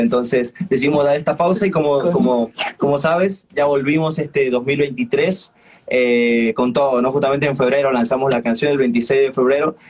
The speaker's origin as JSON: {"language": "Spanish", "town": "Sucre", "region": "Chuquisaca", "country": "Bolivia", "said": "yo soy de Sucre"}